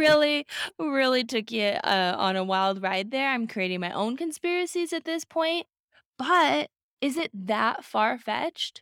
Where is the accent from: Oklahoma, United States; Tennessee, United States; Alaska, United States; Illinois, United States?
Alaska, United States; growing up in Alaska.